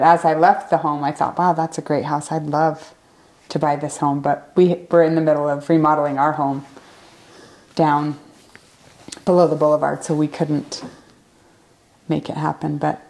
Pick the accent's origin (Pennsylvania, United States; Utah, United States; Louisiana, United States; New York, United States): Utah, United States; Mount Olympus North stake; also born or lived in Franklin, Indiana; I was raised in the Mount Olympus North stake